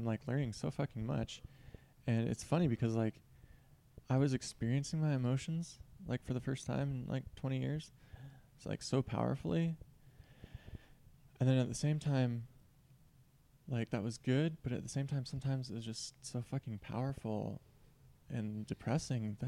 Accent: Seattle, Washington, United States; moved away; I'm from Seattle. I'm from the Seattle area

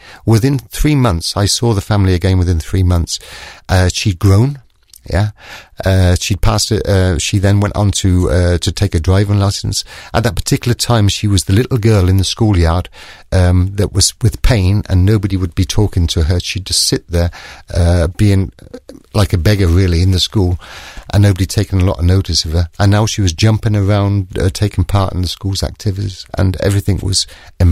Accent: United Kingdom; now in Germany; I can speak in English, yeah, because I'm British

